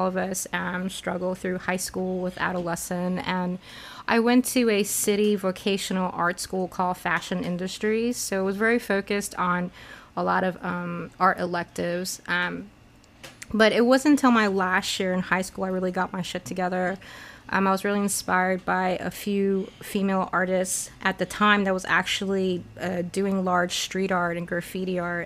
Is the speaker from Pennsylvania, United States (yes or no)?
no; New York City, New York, United States; also born or lived in Taipei, Taiwan; When I was 10, my parents divorced and my mom really wanted me to come to New York and start studying in New York. So we came to New York City.